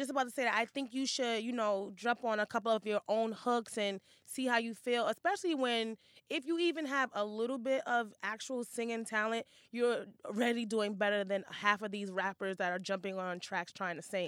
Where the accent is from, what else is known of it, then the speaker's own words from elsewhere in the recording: New York, United States; I'm from Hell's Kitchen